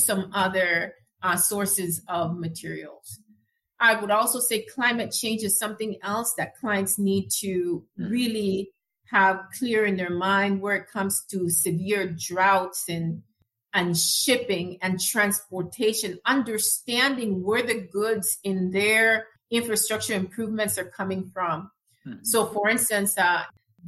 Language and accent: English; Panama; moved away; I'm originally from Panama